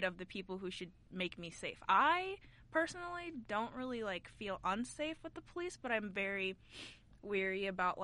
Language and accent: English; Iowa, United States; moved away as an adult; now in Idaho, United States; My town, literally the same thing. Like, 85, maybe 90% white people. And it's, like, a college town